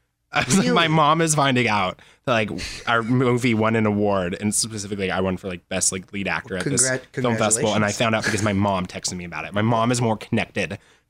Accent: Phenix City, Alabama, United States; also born or lived in Los Angeles; I'm actually from like, if I had to pick a place, I'd say Phoenix City, Alabama, which is like a little tiny nowhere town.

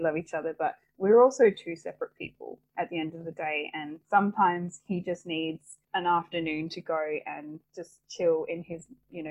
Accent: Perth, Western Australia, Australia; moved away as an adult; also born or lived in Victoria / Sydney; both of us growing up in Perth

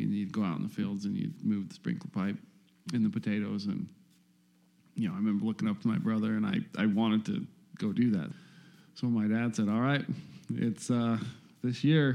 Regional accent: Rigby, Idaho, United States; in Rigby, Idaho there, yeah. Out in farming country. But I grew up in it was a trailer house that sat right where my parents' house sits

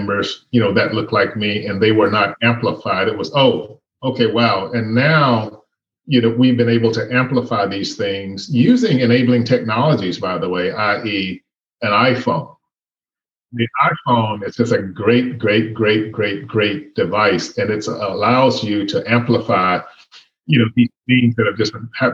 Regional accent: Birmingham, Alabama, United States; I was born in Birmingham, Alabama. And at the end of the day, I'm an American. I've never lived anyplace else. I was born and raised here

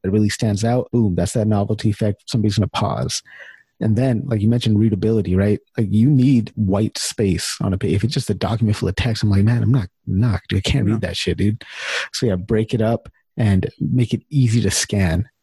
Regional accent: California, United States; moved away as an adult; also born or lived in Chicago; now in Winnipeg, Canada; when I first moved to Canada, so I'm from California

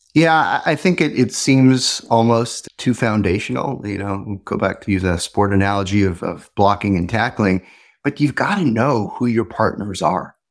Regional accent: Montreal, Quebec, Canada; I grew up in Montreal

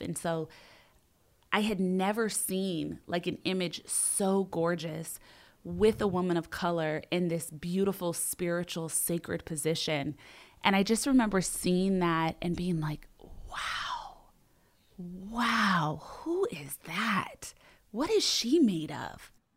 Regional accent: Los Angeles, California, United States; I grew up in Los Angeles

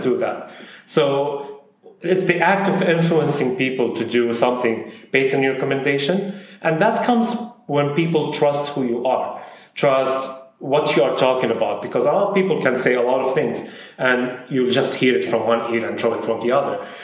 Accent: Saudi Arabia; also born or lived in Syria / Bahrain; now in United Arab Emirates; I'm originally from Syria, but I grew up in Saudi Arabia

